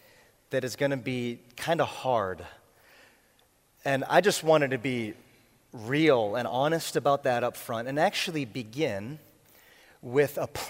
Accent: Boston, Massachusetts, United States; I am from Boston

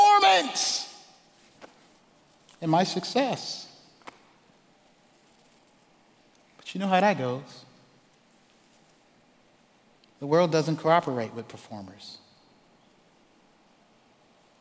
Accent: Charleston, South Carolina, United States; I grew up in Charleston, South Carolina

